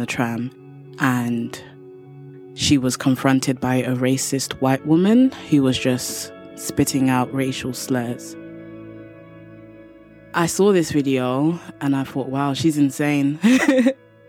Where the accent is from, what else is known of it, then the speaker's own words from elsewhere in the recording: London, United Kingdom; from London, England.